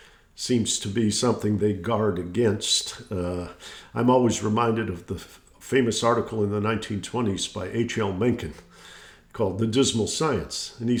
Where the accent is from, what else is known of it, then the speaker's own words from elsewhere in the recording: Detroit, Michigan, United States; growing up in Detroit, it didn't get better.